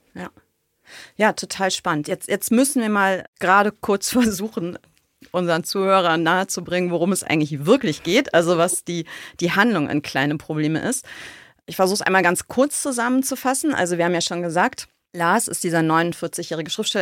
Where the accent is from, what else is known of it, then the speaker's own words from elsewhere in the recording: West Germany, Germany; Ich komme ja aus dem Westen